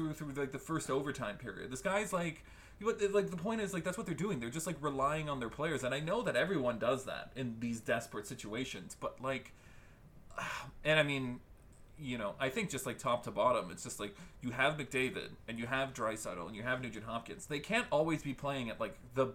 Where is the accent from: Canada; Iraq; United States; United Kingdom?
Canada; Calgary, Alberta; growing up in Calgary, the both of us